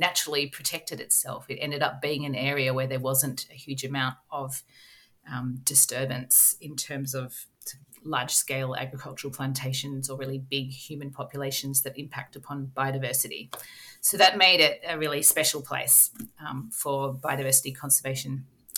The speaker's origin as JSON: {"language": "English", "town": "Melbourne", "region": "Victoria", "country": "Australia", "tie": "born or raised there", "also_born_or_lived": "Cambodia / Cambridge, United Kingdom", "said": "I'm an Australian, and I grew up in Melbourne"}